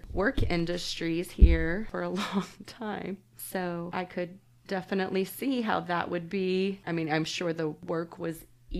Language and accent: English; Oklahoma City, Oklahoma, United States; now in Tulsa, United States; I grew up in the Oklahoma City area.